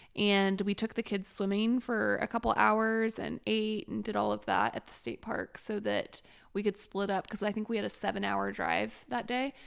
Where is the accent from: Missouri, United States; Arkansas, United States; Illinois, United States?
Missouri, United States; Springfield; moved away; I grew up in Springfield, Missouri